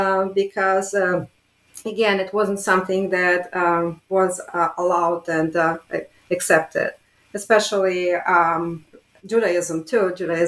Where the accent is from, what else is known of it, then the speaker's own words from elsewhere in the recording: Riga, Latvia; born there; moved away; I guess my way of coming to academia is somewhat unconventional because I was born in Riga, Latvia, and at a time when religion was completely off